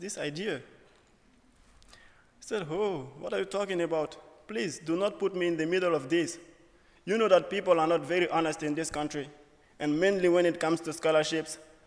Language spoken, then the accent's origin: English; Burkina Faso; moved away as an adult; now in United States; I'm from Burkina Faso, West Africa.